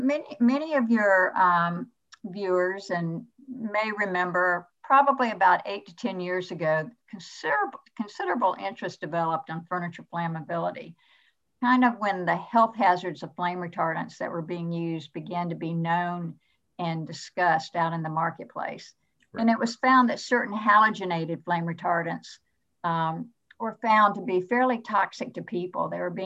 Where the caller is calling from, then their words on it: Atlanta, Georgia, United States; Well, I'm dialing in from Atlanta, Georgia, which is my home base.